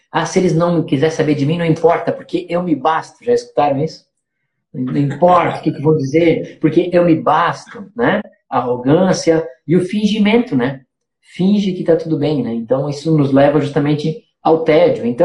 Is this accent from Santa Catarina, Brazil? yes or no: yes; Trombudo Central, Santa Catarina, Brazil; lá de Trombudo Central, será que, como é que eles vão achar que eu disser que eu sou de Trombudo e tal, é, Trombudo Central